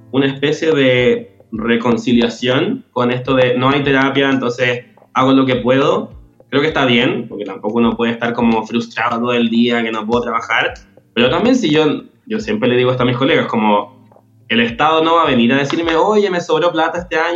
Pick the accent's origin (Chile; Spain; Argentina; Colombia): Chile; personal en Chile y en mi trabajo han pesado más que mi condición de, homosexual. Pero tengo clarísimo que en mi país y en mi institución esto no es la realidad de la mayoría de la gente